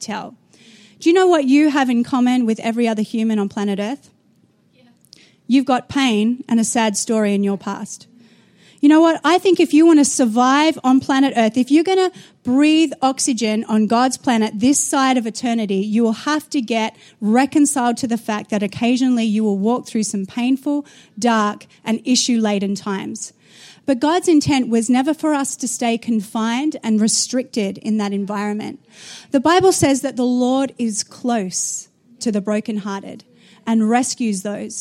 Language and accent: English; Australia; moved away as an adult; also born or lived in New Zealand; I was born in Australia, got married at 17, moved to the nation of New Zealand to become a youth pastor